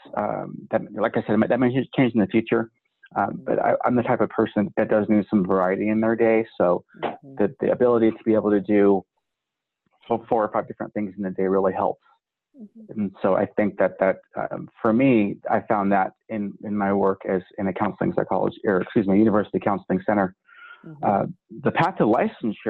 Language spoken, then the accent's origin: English; California, United States; moved away as an adult; also born or lived in North Dakota / Montana / Akron, Ohio; now in Wyoming, United States; I'm from California